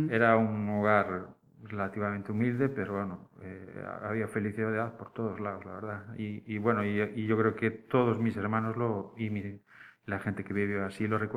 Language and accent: Spanish; Cangas, Galicia, Spain; born there; now in Pontevedra, Spain; nací en Cangas.